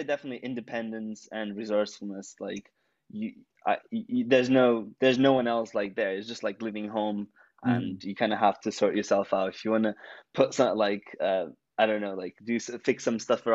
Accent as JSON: {"language": "English", "country": "Portugal", "tie": "born or raised there", "also_born_or_lived": "United Kingdom / Iowa, United States", "moved": "as an adult", "lives_now": "London, United Kingdom", "said": "I was born in Portugal, the little country by Spain"}